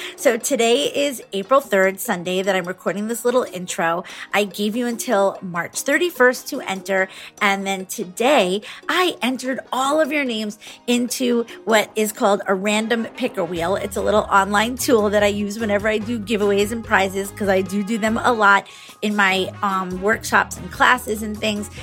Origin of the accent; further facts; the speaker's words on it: New York, United States; I grew up in New York